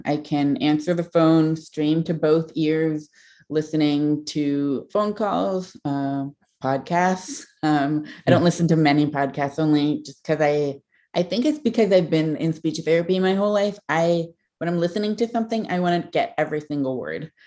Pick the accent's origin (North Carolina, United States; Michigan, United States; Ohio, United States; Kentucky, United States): Ohio, United States; Kent; I grew up in Kent, Ohio